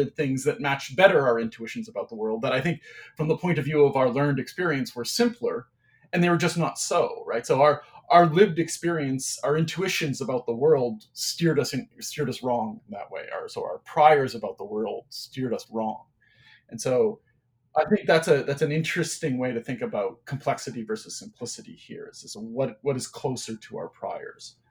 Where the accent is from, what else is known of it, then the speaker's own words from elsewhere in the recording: Cornwall, Ontario, Canada; also born or lived in Saskatchewan / Toronto; I grew up in a small city called Cornwall, Ontario. I was born in Saskatchewan, actually, in the prairies provinces of Canada. But I mostly grew up in Cornwall.